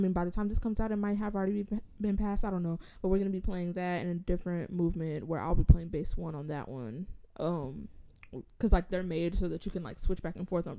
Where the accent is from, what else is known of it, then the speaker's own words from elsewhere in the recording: Inglewood, California, United States; My hometown, Inglewood.